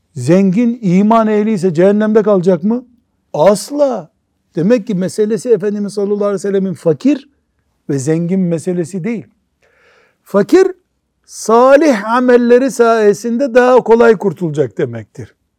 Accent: Black Sea Region, Turkey; born or raised there; moved away

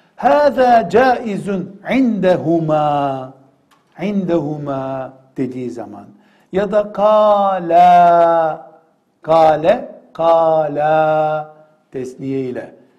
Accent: Black Sea Region, Turkey; Ben Karadenizliyim.

